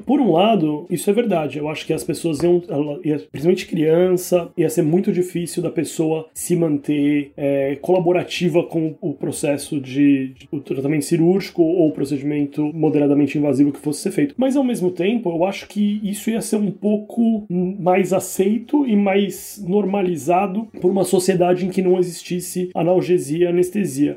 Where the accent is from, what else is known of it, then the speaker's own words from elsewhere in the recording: Brazil; moved away as an adult; now in Ireland; eu saí do Brasil, eu trabalho na Irlanda